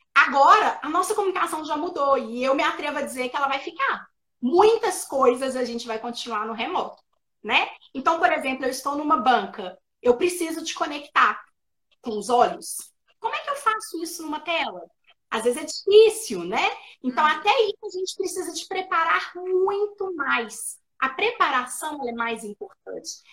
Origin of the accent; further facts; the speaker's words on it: Minas Gerais, Brazil; nós mineiros, a gente omite o S no final da palavra